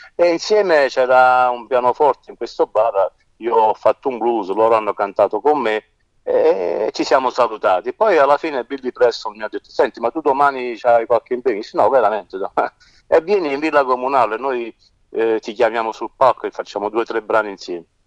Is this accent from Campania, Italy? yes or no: yes; Naples, Campania, Italy; Io sono nato a Napoli